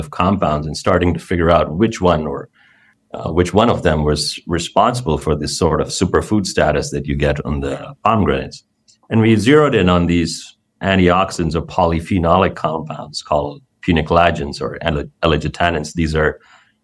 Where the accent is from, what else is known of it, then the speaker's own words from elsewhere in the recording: India; moved away; growing up in India